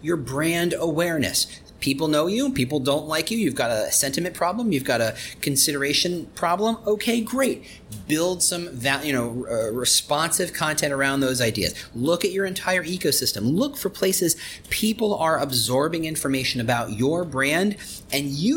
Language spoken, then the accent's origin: English; Chicago, Illinois, United States; I'm from Chicago